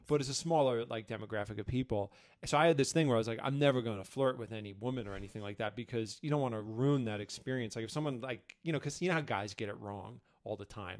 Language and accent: English; New York City, New York, United States; moved away as an adult; now in Ashland, United States; I'm from New York City